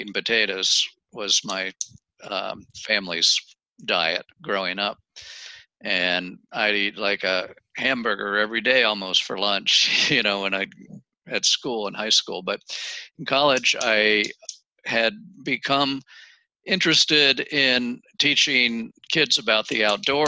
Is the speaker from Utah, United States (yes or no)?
no; Maryland, United States; moved away as an adult; also born or lived in Ohio / Oregon; I grew up in Maryland